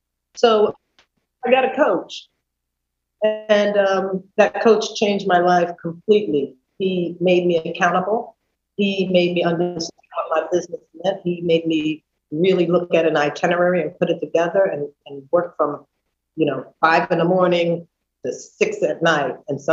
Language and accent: English; New York City, New York, United States; I came from New York City and I understood what it meant to really market something.